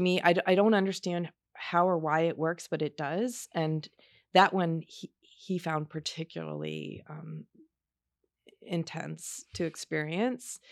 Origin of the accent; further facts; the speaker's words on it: Baltimore, Maryland, United States; also born or lived in Shreveport, Louisiana; I was born in Shreveport, Louisiana, but I grew up in Baltimore.